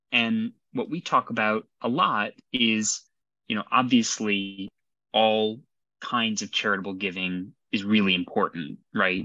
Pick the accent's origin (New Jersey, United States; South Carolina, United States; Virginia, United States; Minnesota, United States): Virginia, United States; Arlington; moved away as an adult; now in London, United Kingdom; I'm originally from Arlington, Virginia.